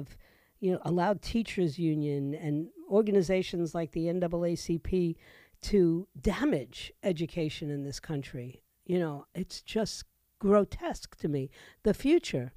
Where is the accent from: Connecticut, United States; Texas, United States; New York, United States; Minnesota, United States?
New York, United States; New York City; now in Florida, United States; I'm a former New Yorker. I was born and raised in New York City. And I grew up in a time where the public school education was superb